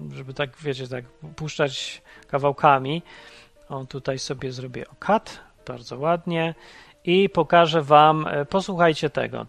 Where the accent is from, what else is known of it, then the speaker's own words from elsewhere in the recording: Poland; pochodzę z kraju, w którym wszystkich popieprzyło